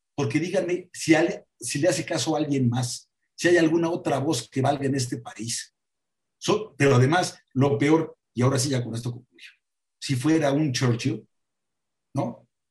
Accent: Puebla, Mexico; soy poblano y estoy muy orgulloso de todo eso

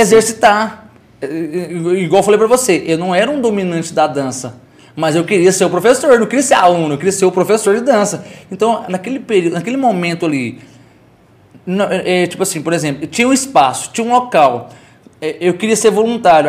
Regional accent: Caldas Novas, Goiás, Brazil; also born or lived in São Paulo; Sou filho de sou filho de Caldas Novas, filho do Santa Efigênia. Cresci no Santa Efigênia

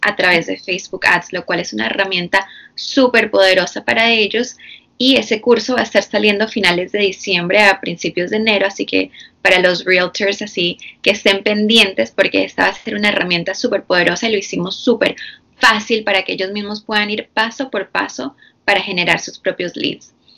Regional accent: Florida, United States; also born or lived in Bogotá, Colombia; yo soy de Colombia, de Bogotá, Colombia. Nací allá, pero me vine muy pequeña, a los cuatro años. Entonces, básicamente crecí aquí en Estados Unidos, la mayoría en la Florida.

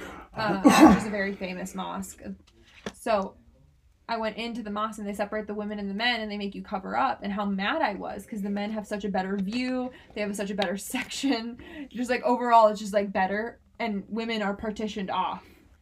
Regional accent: Turkey; accent: Turkish; That sounds, my accent's Turkish, so anyway.

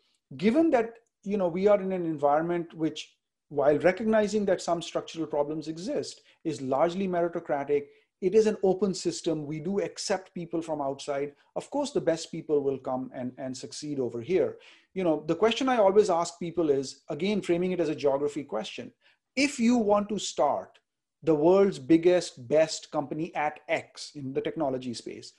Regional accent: India; now in United States; We came from India

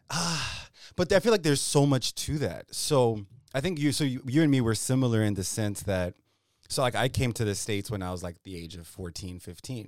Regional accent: Zimbabwe; now in Virginia, United States; I'm a guy from Zimbabwe

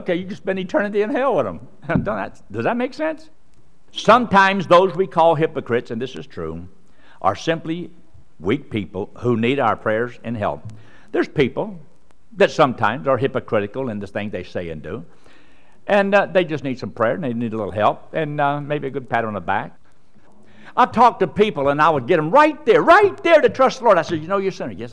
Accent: United States; I was born in America

